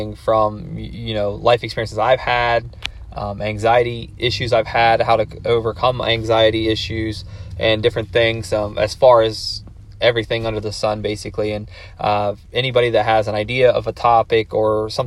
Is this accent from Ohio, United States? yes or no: yes; Circleville, Ohio, United States; I'm from Circleville, Ohio